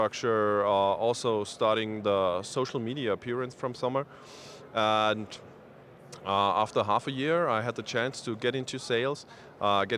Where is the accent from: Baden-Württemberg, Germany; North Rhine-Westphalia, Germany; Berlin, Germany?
Baden-Württemberg, Germany; accent: German Swabian; English is a second language; I'm from Germany